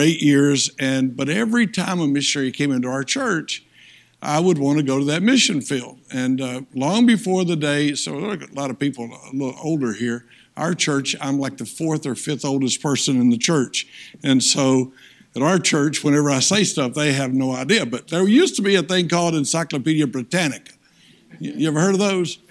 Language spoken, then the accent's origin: English; Tennessee, United States; I'm from Tennessee hillbilly